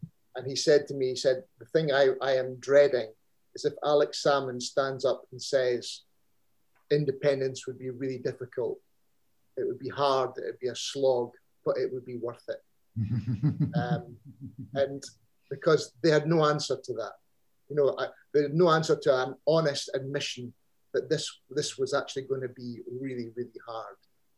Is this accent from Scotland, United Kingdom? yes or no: yes; Scotland, United Kingdom; It's about how I see myself as a Scot.